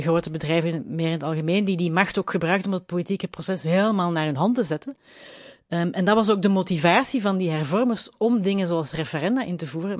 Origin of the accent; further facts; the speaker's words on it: Belgium; als Belg